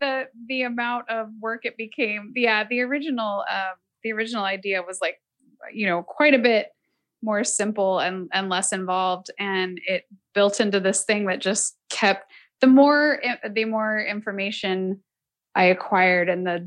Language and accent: English; Salt Lake City, Utah, United States; also born or lived in San Francisco Bay Area, California; now in Nashville, United States; I grew up mostly in Salt Lake City because my parents uh, had worked for the airlines and the San Francisco base closed